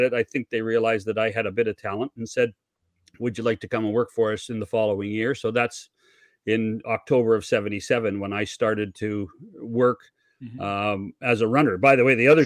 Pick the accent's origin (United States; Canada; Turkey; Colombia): Canada; British Columbia; we had the same thing in BC